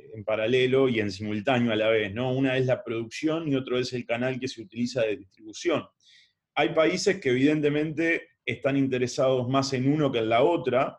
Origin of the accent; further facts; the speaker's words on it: Uruguay; Siendo uruguayo